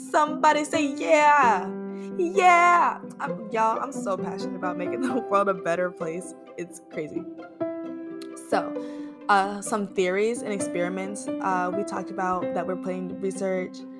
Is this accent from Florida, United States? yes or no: yes; Florida, United States; moved away as an adult; now in Atlanta, United States; I am a fiery Sagittarius from Florida, now living in Atlanta, Georgia.